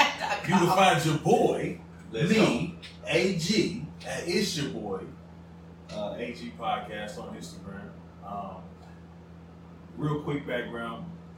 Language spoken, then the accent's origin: English; Chicago, Illinois, United States; Man, shit. I'm from Chicago.